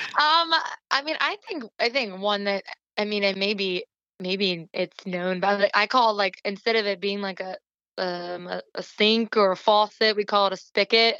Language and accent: English; Ephrata, Pennsylvania, United States; I grew up near Ephrata, Pennsylvania